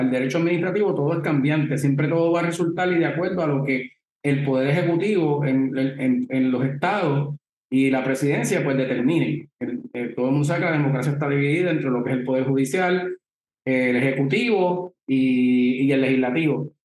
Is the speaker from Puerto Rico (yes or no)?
yes; Puerto Rico; nosotros como puertorriqueños